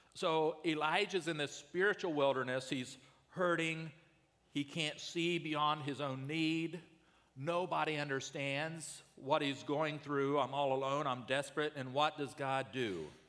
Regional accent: United States

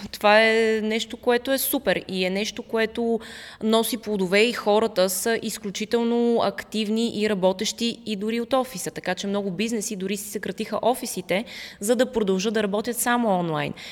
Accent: Russia; also born or lived in Netherlands; now in Bulgaria; аз по принцип съм в, от Русия и там съм си изкарала детството

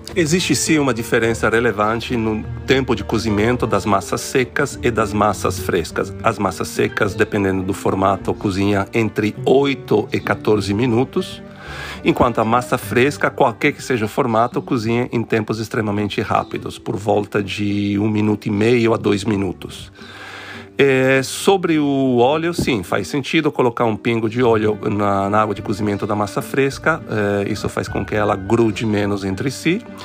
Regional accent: Venice, Veneto, Italy; Portuguese is a second language; moved away as an adult; also born or lived in Brazil; now in Rio de Janeiro, Brazil; eu nasci em Veneza, vim para o Brasil há mais de 20 anos

